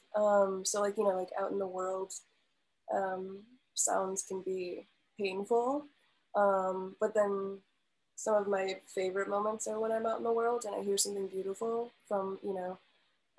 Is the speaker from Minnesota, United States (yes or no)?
no; Milwaukee, Wisconsin, United States; moved away as an adult; now in Chicago, United States; growing up in the Milwaukee area and living in Milwaukee for the past, you know, 4 or 5 years